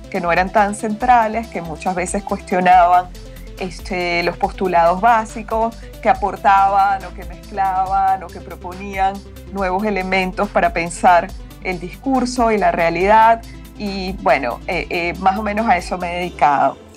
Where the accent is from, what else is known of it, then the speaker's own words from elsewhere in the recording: Peru; also born or lived in Mexico; Perú también, que es mi otro país, eh, yo también soy peruana